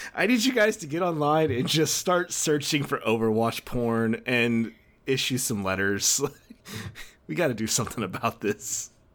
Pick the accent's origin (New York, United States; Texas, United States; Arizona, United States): Texas, United States; Dickinson; the city of Dickinson, which is my hometown, uh, just outside of Houston